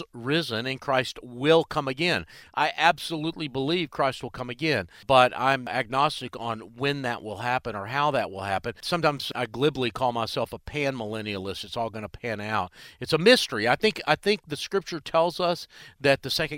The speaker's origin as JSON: {"language": "English", "town": "Charlotte", "region": "North Carolina", "country": "United States", "tie": "born or raised there", "said": "here in my hometown of Charlotte"}